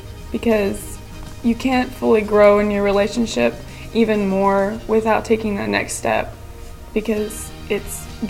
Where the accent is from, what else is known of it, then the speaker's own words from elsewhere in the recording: Big Spring, Texas, United States; also born or lived in Midland, Texas; I was born in Midland, and I've lived in Big Spring all my life.